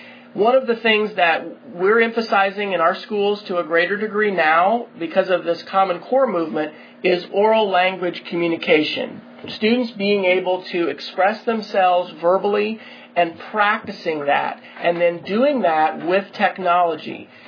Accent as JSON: {"language": "English", "region": "Kansas", "country": "United States", "tie": "born or raised there", "said": "I grew up in Kansas and lived in actually 5 different states in the USA because my dad was military in the Air Force."}